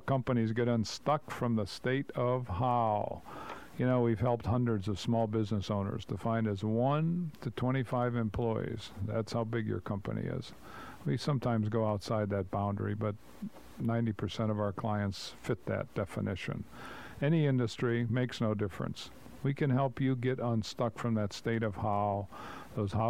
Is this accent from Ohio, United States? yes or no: yes; Cleveland, Ohio, United States; We're from Cleveland